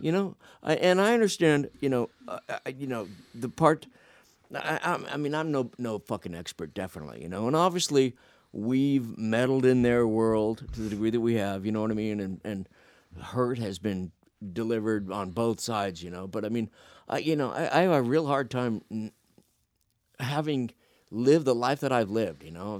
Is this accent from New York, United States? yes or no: no; Phoenix, Arizona, United States; moved away; I grew up in Phoenix